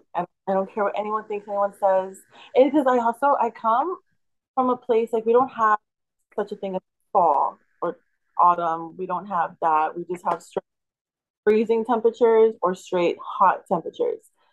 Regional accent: deep South Texas, United States; I'm from deep South Texas.

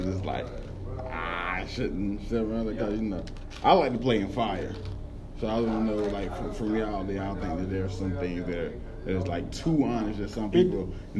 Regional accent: Newberry, South Carolina, United States; I'm literally the only comedian from the small town of Newberry, South Carolina.

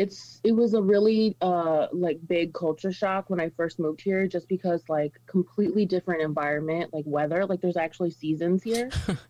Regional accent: El Paso, Texas, United States; moved away as an adult; now in Chicago, United States; I live in Chicago, gang. I'm originally from El Paso, but I moved out here almost 2 years ago to the day, pretty much.

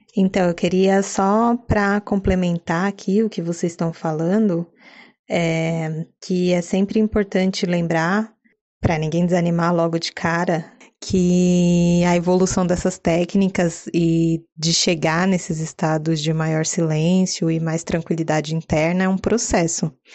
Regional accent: São Paulo, Brazil

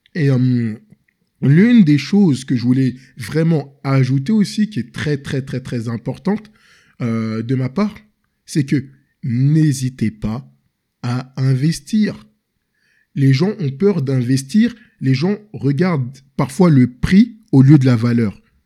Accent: Senegal; moved away as an adult; also born or lived in Paris, France; je suis originaire du Sénégal

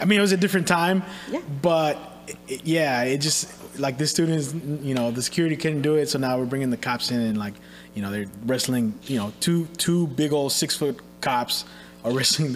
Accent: Richmond, California, United States; I grew up in Richmond for most of my

